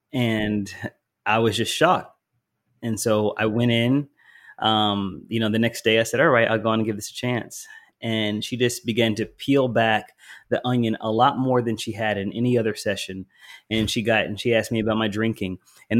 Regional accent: the South, United States; also born or lived in Philadelphia, Pennsylvania; I am Southern. Even though I was born in Philly, I'm a Southerner, so I can talk.

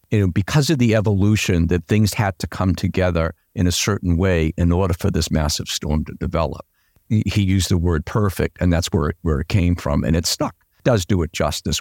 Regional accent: Boston, Massachusetts, United States; I'm a Bostonian. Yeah, I grew up in Dorchester

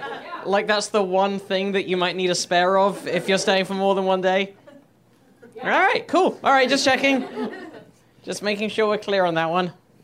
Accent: England, United Kingdom; now in United States; I'm English, by the way.

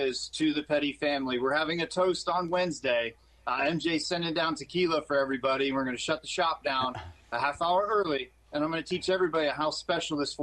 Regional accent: West Coast, United States; when I was growing up on the West Coast

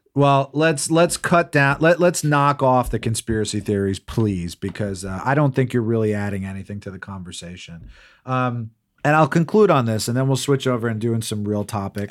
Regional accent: New Jersey, United States; I grew up in New Jersey

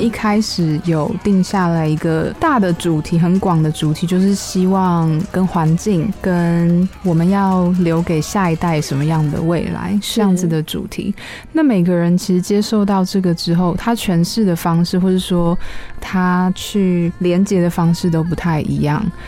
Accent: Taiwan; 我是台湾人

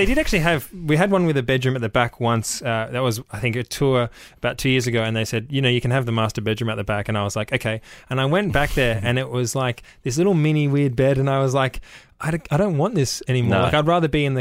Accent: Melbourne, Victoria, Australia; born or raised there

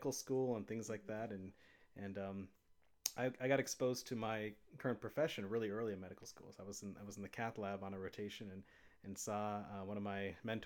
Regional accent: Arizona, United States; I grew up in Arizona

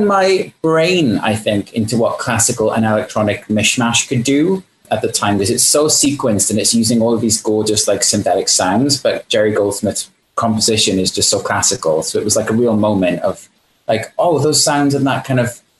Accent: United Kingdom; I am British

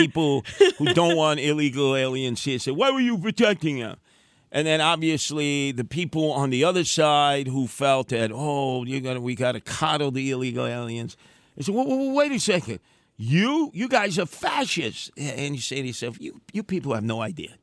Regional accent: New York City, New York, United States; I grew up with in Canarsie

